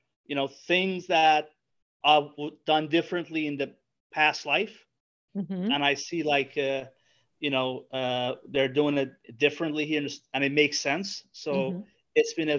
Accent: New Orleans, Louisiana, United States; I'm from New Orleans. It's my alma mater.

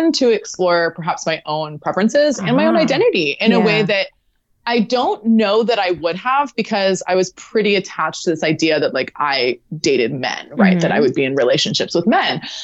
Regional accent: Southern California, United States; I grew up in Southern California

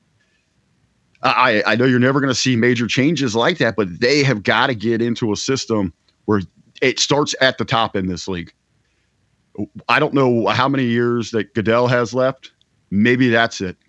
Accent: Cincinnati, Ohio, United States; I'm born and raised in Cincinnati, the entire state of Ohio

